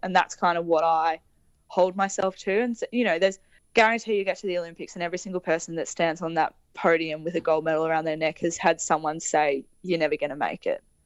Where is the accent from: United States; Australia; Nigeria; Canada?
Australia; Victoria; growing up in Victoria